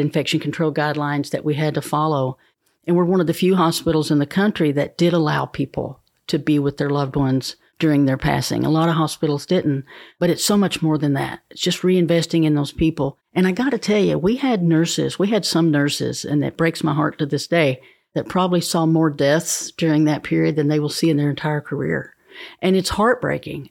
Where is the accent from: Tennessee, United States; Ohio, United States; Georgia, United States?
Tennessee, United States; Fentress County; now in Cookeville, United States; I'm from Fentress County originally. We moved to Cookville when I was in the seventh